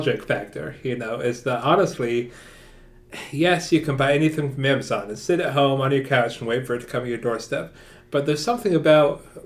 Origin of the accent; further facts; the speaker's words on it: Wilkesboro, North Carolina, United States; I grew up in Wilkesboro